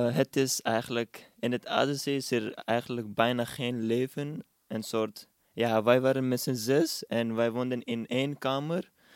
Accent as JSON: {"language": "Dutch", "country": "Pakistan", "second_language": "Dutch", "moved": "yes", "lives_now": "Netherlands", "said": "als iemand aan mij vraagt waar ik vandaan kom, dan zeg ik Pakistan"}